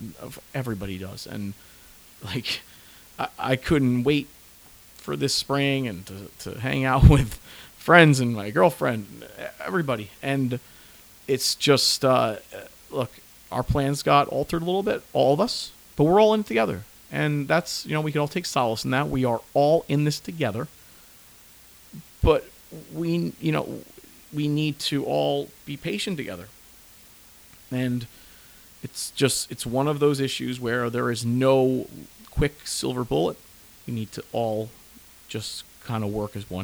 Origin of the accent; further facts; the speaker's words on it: New Jersey, United States; I'm from New Jersey